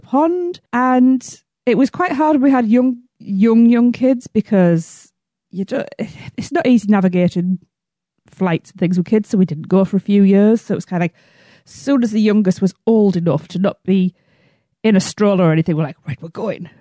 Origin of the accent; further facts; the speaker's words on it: England, United Kingdom; I'm from England.